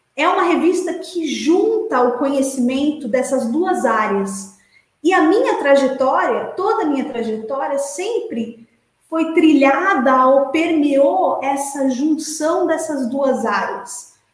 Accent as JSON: {"language": "Portuguese", "town": "Santos", "region": "São Paulo", "country": "Brazil", "said": "Eu sou de Santos, estudei esporte escolar em Santos"}